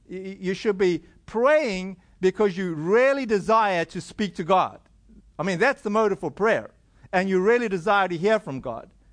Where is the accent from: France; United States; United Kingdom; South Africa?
South Africa; I come from South Africa